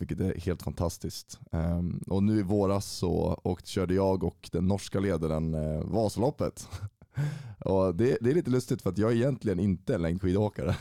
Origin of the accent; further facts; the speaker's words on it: Uppsala, Uppsala County, Sweden; jag är född och uppvuxen i Uppsala, 25 år gammal och har bott i stan hela mitt liv.